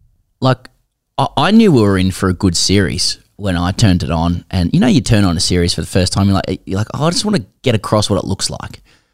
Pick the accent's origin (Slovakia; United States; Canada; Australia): Australia; as an Aussie